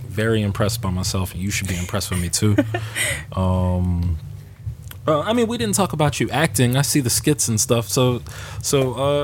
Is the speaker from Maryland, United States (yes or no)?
no; Neptune, New Jersey, United States; I'm from Neptune. Neptune is, I would say it's crazy. I would say the town is probably like 60% Black, and then maybe like 30 and then 10 white, then Latino.